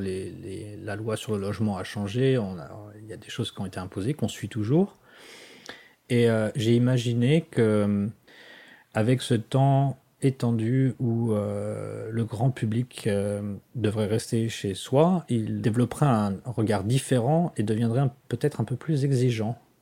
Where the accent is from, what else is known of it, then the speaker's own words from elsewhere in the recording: France; now in Washington, United States; je suis français plus que jamais